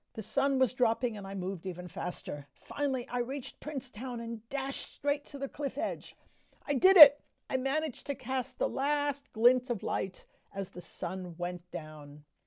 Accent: Los Angeles, California, United States; my hometown of Los Angeles

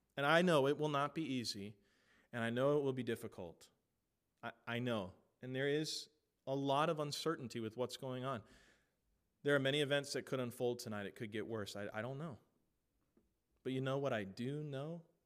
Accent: United States; I am an American

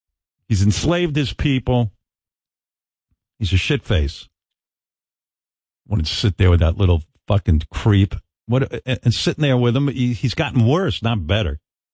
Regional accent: United States; I'm an American.

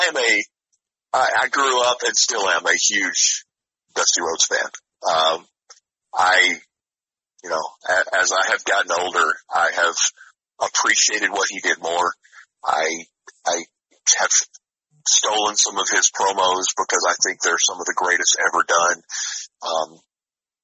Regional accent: Pine Bluff, Arkansas, United States; I'm from Pine Bluff, Arkansas

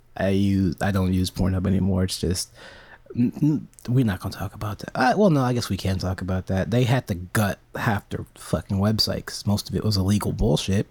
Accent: United States; I'm an American

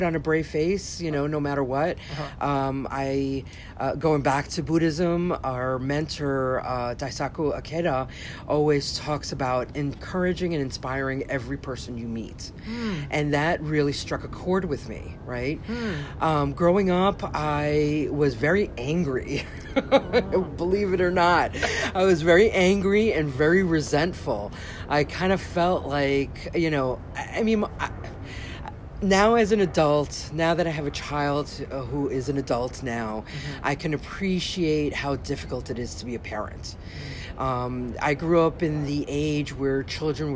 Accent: New York, United States; I was born and raised in New York. My parents actually came here from Colombia, South America

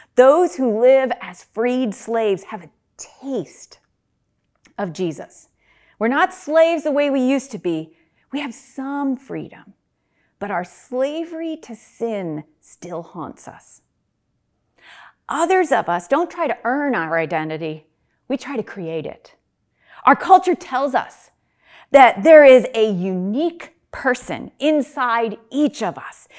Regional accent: upstate New York, United States; moved away as an adult; also born or lived in Reading, Pennsylvania; now in Pennsylvania, United States; I'm not originally from Pennsylvania. When I moved from upstate New York to Reading, Pennsylvania to attend Albright College

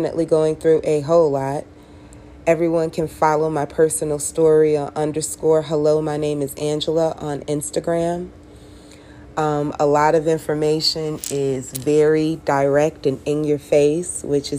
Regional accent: Chicago, Illinois, United States; also born or lived in Las Vegas / Miami; now in Las Vegas / Miami, United States; I'm from Chicago. I relocated to Las Vegas, and then I relocated to Miami

